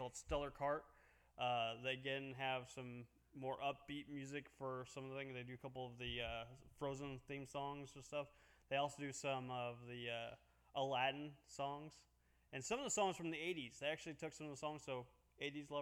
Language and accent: English; Havana, Illinois, United States; I grew up in Havana, Illinois.